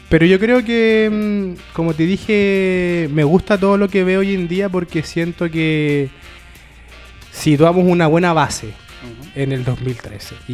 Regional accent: Chile; y como comunidad lectora la hemos sabido ocupar bien.

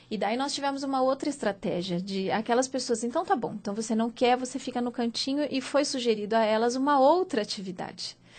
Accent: interior of São Paulo, Brazil; now in São Paulo, Brazil; eu sou do interior de São Paulo

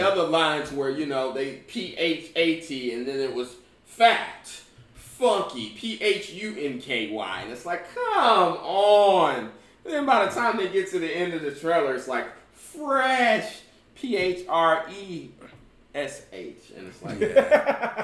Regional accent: Indianapolis, Indiana, United States; moved away; also born or lived in Georgia / South Florida; I'm from Indianapolis. You know, originally

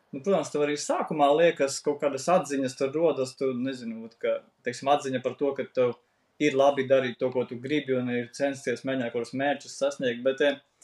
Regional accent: Latvia; esam latvieši

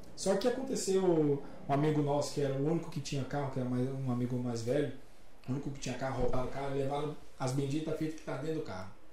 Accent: Brasília, Federal District, Brazil; Sou de Brasília, lá era Brasil Telecom.

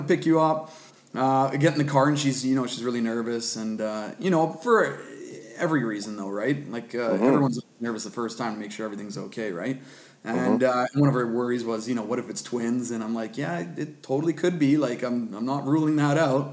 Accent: West Vancouver, British Columbia, Canada; also born or lived in Ontario; I grew up in West Vancouver. It's where I currently live as well. Been here basically my whole life. I mean, my folks came out when I was 1 year old from Ontario

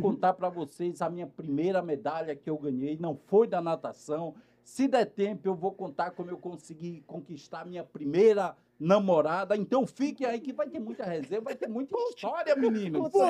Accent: Natal, Rio Grande do Norte, Brazil; now in Rio de Janeiro, Brazil; Mas eu sou de Natal, no Rio Grande do Norte, né? E, meninos, nasci com uma paralisia cerebral

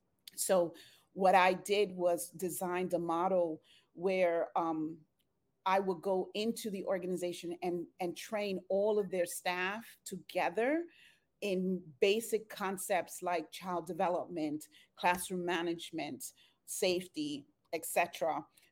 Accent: Bronx, New York, United States; also born or lived in Puerto Rico; I was born in Puerto Rico. I'm a twin. My sister and I and seven other siblings, my sister and I are the youngest. So my mom migrated from Dominican Republic to Puerto Rico with the siblings and then to the Bronx, New York, with eight children and my grandmother.

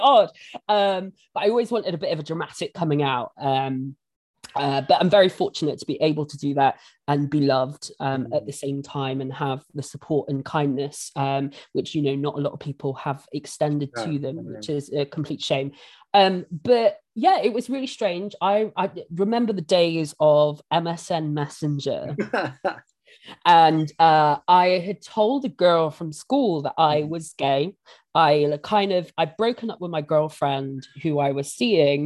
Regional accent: Bristol, South West England, United Kingdom; I grew up in St. Paul's, you know, central Bristol, and it is a predominantly black area

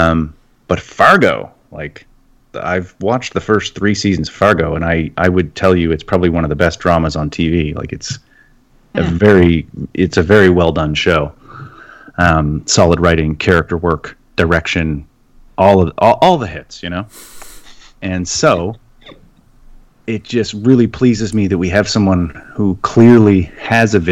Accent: Canada; I'm Canadian

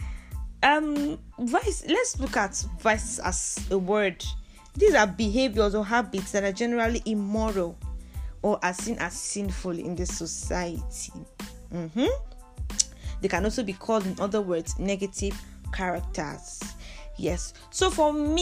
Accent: southern Kaduna State, Nigeria; also born or lived in Jos, Nigeria; So, I hail from the southern part of Kaduna State. Yes, I am a Nigerian

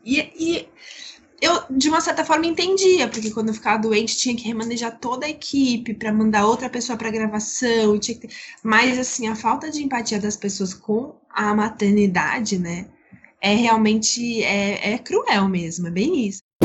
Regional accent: São Paulo, Brazil; moved away as an adult; now in Rio de Janeiro, Brazil; eu sou de São Paulo, meu marido do Rio Grande do Sul

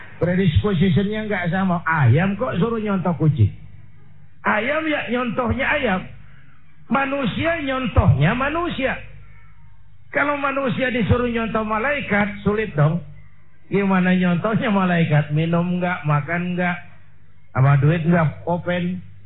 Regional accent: Indonesia; saya bersyukur lahir di Indonesia, saya bangga jadi anak Indonesia

